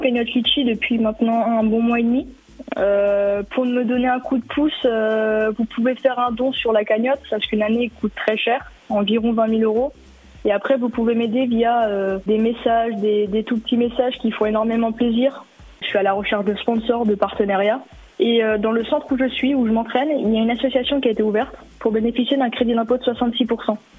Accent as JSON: {"language": "French", "area": "Dole", "region": "Bourgogne-Franche-Comté", "country": "France", "tie": "born or raised there", "also_born_or_lived": "Wittelsheim, Alsace", "said": "j'ai déménagé du côté de Dole avec mes parents pour des raisons professionnelles et euh, pour retrouver aussi ma famille maternelle"}